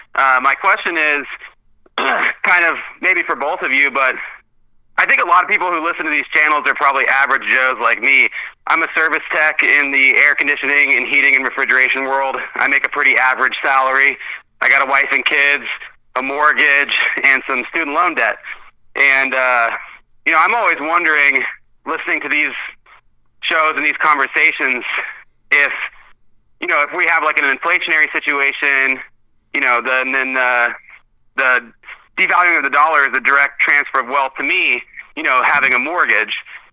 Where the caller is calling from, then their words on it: Vancouver, Washington, United States; I'm calling from Vancouver, Washington, which is just outside Portland, Oregon.